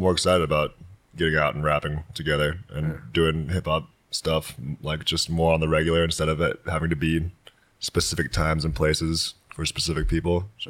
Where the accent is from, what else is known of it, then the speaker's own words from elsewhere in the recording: North Carolina, United States; now in Denver, United States; Yeah, I grew up in North Carolina